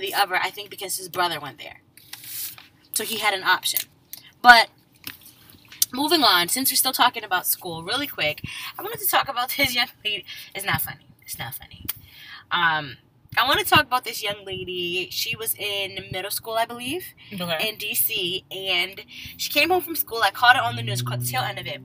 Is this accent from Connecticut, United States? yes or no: yes; Connecticut, United States; also born or lived in West Indies (ancestry); now in Maryland, United States; I grew up in Connecticut